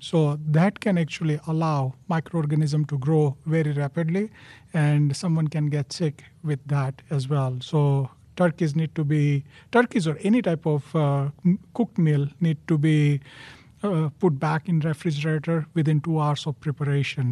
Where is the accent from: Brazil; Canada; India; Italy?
India; moved away as an adult; now in United States; born and raised in India